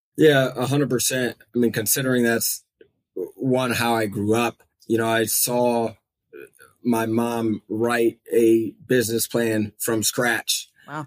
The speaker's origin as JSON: {"language": "English", "town": "Fort Wayne", "region": "Indiana", "country": "United States", "tie": "born or raised there", "also_born_or_lived": "New Jersey", "moved": "yes", "lives_now": "Austria", "said": "I was born in New Jersey. My parents moved around for a little bit, and then we settled on Fort Wayne. And I think I maybe was about three years old or so by the yeah. time we got there. And so I was raised up there"}